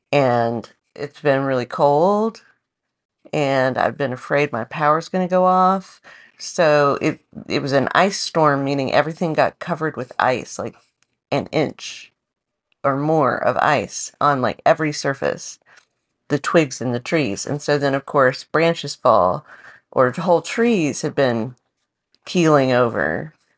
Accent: the South, United States; now in Portland, United States; grew up in the South

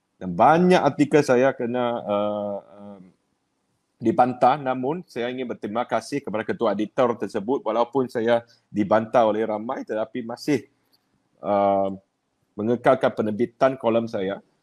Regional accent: Sungai Petani, Kedah, Malaysia; Di Sungai Petani, kalau mas zaman saya tu pusu-pusu nak masuk sekolah menengah Ibrahim

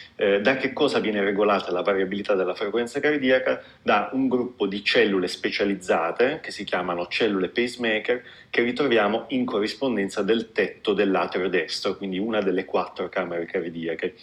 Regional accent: Apulia, Italy; moved away as an adult; io mi sono laureato in medicina a Bari perché sono pugliese

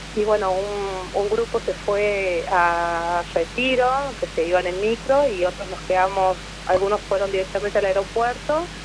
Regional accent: La Rioja, Argentina; moved away; yo soy nacida en La Rioja

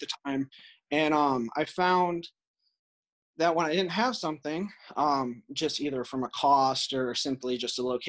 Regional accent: North Central Illinois, United States; I grew up in North Central Illinois

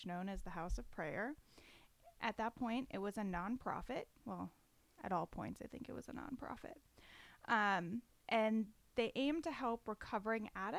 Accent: Florida, United States; moved away; I'm from Florida

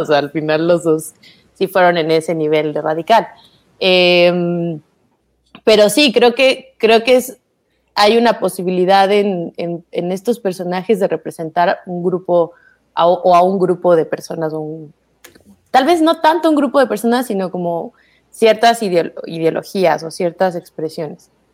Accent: Mexico City, Mexico; los dos somos de la Ciudad de México

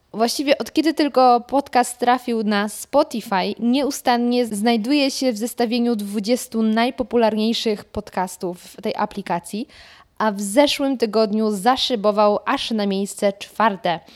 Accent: Lower Silesian Voivodeship, Poland; moved away as an adult; now in Warsaw, Poland; z pochodzenia nie jestem warszawianką. jestem z Dolnego Śląska

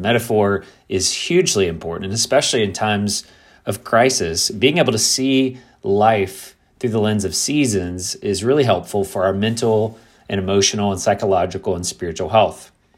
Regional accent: Kentucky, United States; moved away as an adult; also born or lived in South Florida / Midwest; I grew up in Kentucky

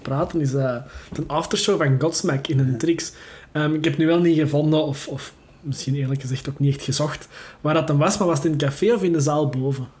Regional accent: Belgium; moved away; Ik ben oorspronkelijk ook van Zoerschool

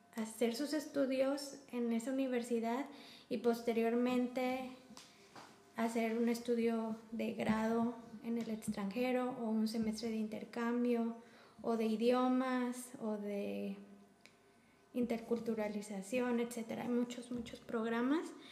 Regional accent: Guanajuato, Mexico; moved away as an adult; now in Germany; estado de Guanajuato, que es de donde yo vengo

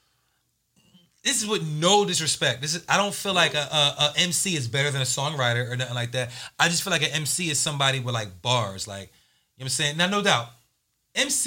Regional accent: Willingboro, New Jersey, United States; I'm from Willingboro, New Jersey

